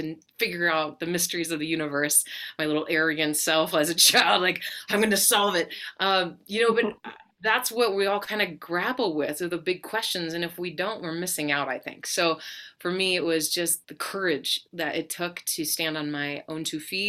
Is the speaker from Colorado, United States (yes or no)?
yes; Colorado, United States; I grew up in Colorado